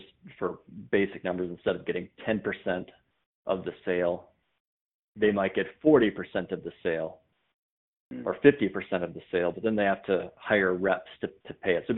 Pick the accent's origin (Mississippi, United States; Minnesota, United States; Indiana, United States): Minnesota, United States; also born or lived in North Dakota; I'm a Minnesota guy. I grew up in Minnesota.